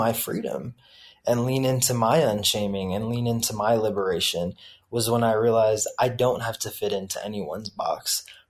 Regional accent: the South, United States; I have always lived in between two worlds. On the one hand, growing up in the American public schooling system in the South and experiencing that culture.

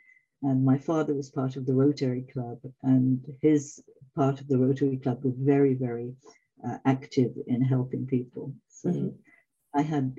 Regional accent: England, United Kingdom; also born or lived in Canada / Africa / Italy; now in France; No, I'm English originally.

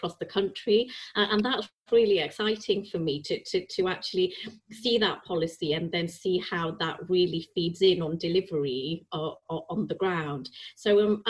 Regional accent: Preston, North West England, United Kingdom; moved away as an adult; also born or lived in Yorkshire / Bangladesh (parents); now in London, United Kingdom; I was born in Yorkshire, and I spent all my life in Lancashire. We moved when I was 10 months old.

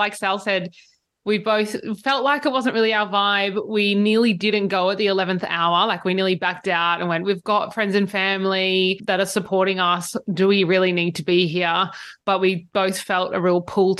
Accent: Sydney, New South Wales, Australia; also born or lived in United Kingdom; now in Blue Mountains, Australia; Now I am from Sydney originally. I grew up on the Northern Beaches.

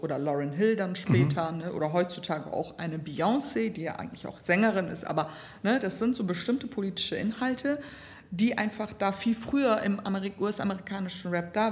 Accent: Bremen, Germany; Ich hatte immer Songs von meiner Menstruation bis ne, Sexualität bis ne, Gröpeling, wo ich aufgewachsen bin.

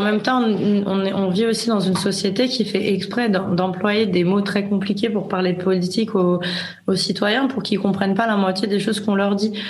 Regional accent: France; moved away as an adult; now in Spain; je suis française

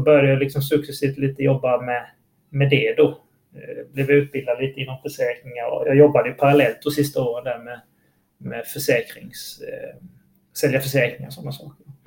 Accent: Halmstad, Halland County, Sweden; jag är också från Halmstad

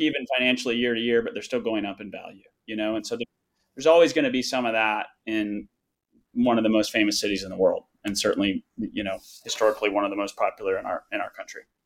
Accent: Fayetteville, West Virginia, United States; we are originally from Fayetteville West Virginia

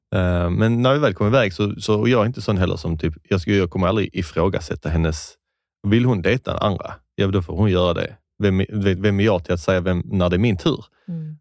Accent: Skåne, Sweden; accent: Scanian (skånska); jag tror man hör min skånska röst

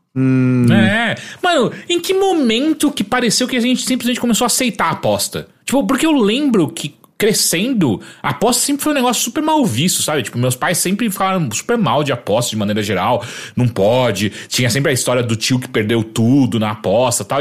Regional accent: Atibaia, São Paulo, Brazil; uma das primeiras vezes que eu vim de Atibaia para São Paulo com meus amigos e não meu pai me trazendo

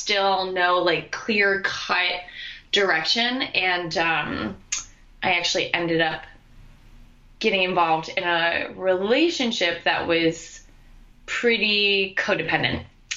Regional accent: upstate New York, United States; also born or lived in Westchester, New York; I am a New Yorker. I went to school in New York. I'm originally from upstate

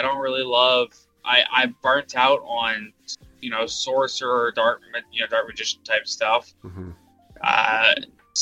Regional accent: United States

